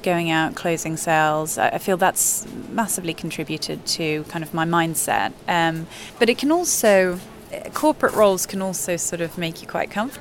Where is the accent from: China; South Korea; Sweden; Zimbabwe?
Sweden; Gothenburg, Västra Götaland; moved away as an adult; also born or lived in London / New York; now in Stockholm, Sweden; growing up in Gothenburg